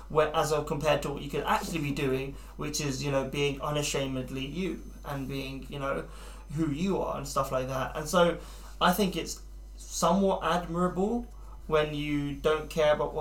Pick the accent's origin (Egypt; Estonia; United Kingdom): United Kingdom; as British people